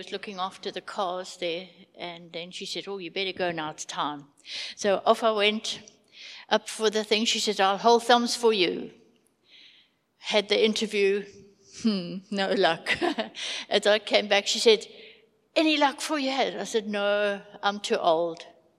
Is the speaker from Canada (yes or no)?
no; Zimbabwe; moved away as an adult; now in South Africa; We came from Zim with two suitcases and two pennies in our pockets. And we struggled and struggled to find a job, Afrikaans being very low.